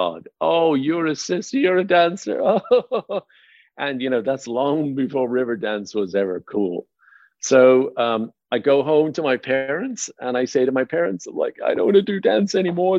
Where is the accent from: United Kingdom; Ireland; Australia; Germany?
Ireland; Dublin, Leinster; moved away as an adult; also born or lived in Baldoyle, Ireland / Howth, Ireland; now in United States; born and raised in Dublin, Ireland, and I lived out in a little suburb town of a town called Baldoyle